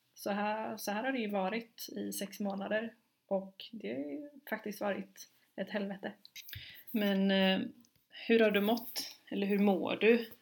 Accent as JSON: {"language": "Swedish", "town": "Gothenburg", "region": "Västra Götaland", "country": "Sweden", "also_born_or_lived": "London", "said": "jag är som sagt från Göteborg"}